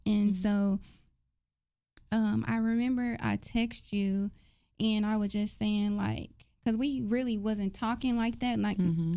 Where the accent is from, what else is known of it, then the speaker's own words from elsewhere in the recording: Dallas, Texas, United States; I grew up in South Dallas, right off uh, Hatcher and Fraser Court projects